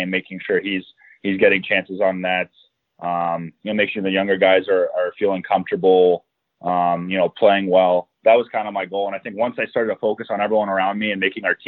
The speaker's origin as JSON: {"language": "English", "town": "Phoenix", "region": "Arizona", "country": "United States", "tie": "born or raised there", "said": "I actually grew up in Phoenix, Arizona"}